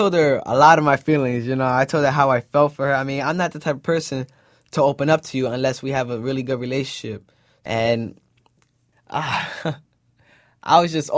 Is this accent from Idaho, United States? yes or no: no; New York City, New York, United States; moved away; I'm from the Bronx.